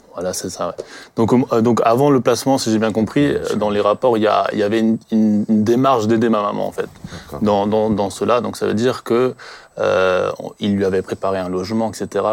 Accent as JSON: {"language": "French", "town": "Colmar", "region": "Grand Est", "country": "France", "said": "je viens du secteur de Colmar"}